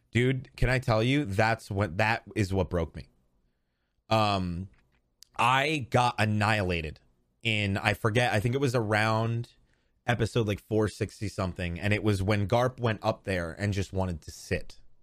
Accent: New York, United States; I'm from New York

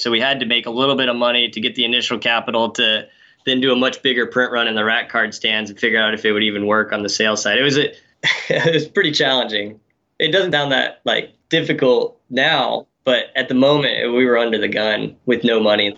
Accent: Knoxville, Tennessee, United States; moved away as an adult; also born or lived in Colorado; now in Seattle, United States; I grew up in Knoxville, Tennessee, kind of the heart of Appalachia there

